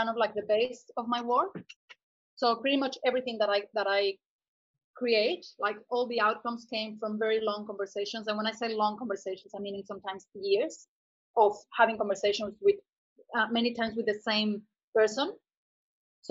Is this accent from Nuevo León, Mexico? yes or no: no; Cuernavaca, Morelos, Mexico; moved away as an adult; also born or lived in Mexico City / Pacific coast of Mexico; now in Brisbane, Australia; I was born in Mexico City and I grew up in another city called Cuernavaca, which is like 2 hours south from Mexico City